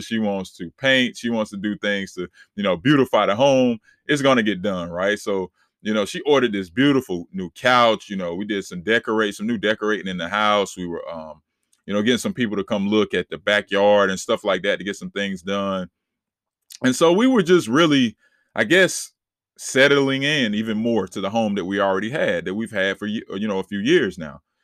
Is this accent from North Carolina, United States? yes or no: yes; Charlotte, North Carolina, United States; I'm born and raised in Charlotte, North Carolina